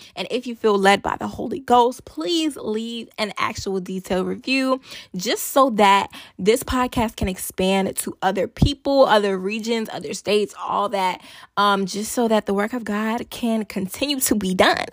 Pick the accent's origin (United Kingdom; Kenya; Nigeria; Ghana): Nigeria; I'm Nigerian